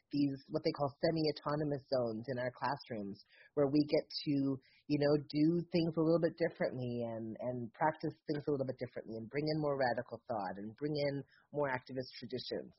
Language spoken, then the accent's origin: English; the South, United States; I'm from the South